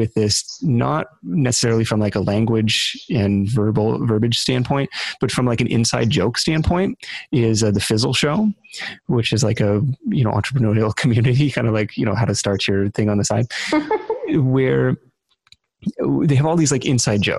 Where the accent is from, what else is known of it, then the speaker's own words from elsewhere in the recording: Seattle, Washington, United States; on the radio show that I grew up listening to in Seattle